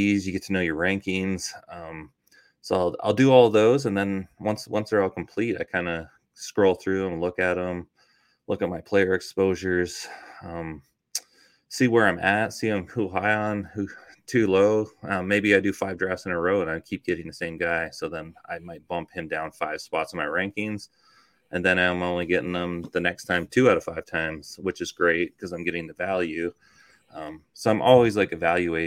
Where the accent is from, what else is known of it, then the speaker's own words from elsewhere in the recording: Toronto, Ontario, Canada; now in United States; I grew up in Toronto, Canada. So I spent like my first half of my life there